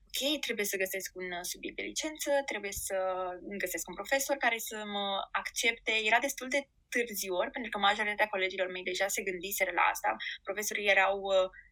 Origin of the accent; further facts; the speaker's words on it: Giurgiu, Giurgiu County, Romania; moved away as an adult; also born or lived in Bucharest / Madrid; now in Auckland, New Zealand; nu locuiam în București, uh, sunt din Giurgiu